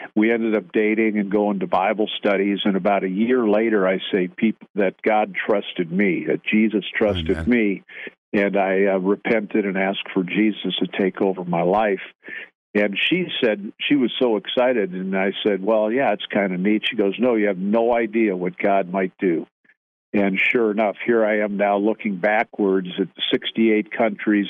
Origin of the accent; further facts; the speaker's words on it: Grafton, Wisconsin, United States; moved away; I'm from Grafton